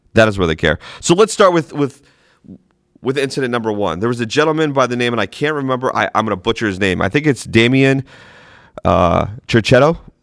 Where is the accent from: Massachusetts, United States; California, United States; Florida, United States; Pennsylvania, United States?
Massachusetts, United States; Boston; moved away; I'm from New England originally, Boston.